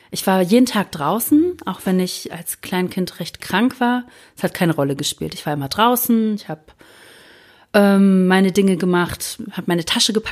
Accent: Spreewald, Brandenburg, Germany; now in Ruhr area, Germany; ich komme tatsächlich vom Plattenland. Ich komme aus dem Spreewald, da ist nichts

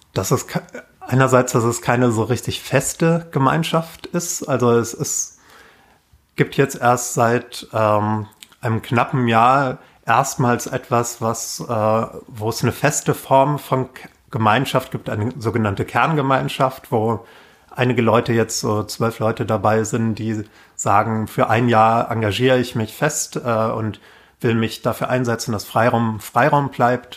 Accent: Waldecker Land, North Hesse, Germany; now in Berlin, Germany; ich komme aus Nordhessen, Waldecker Land vom Dorf

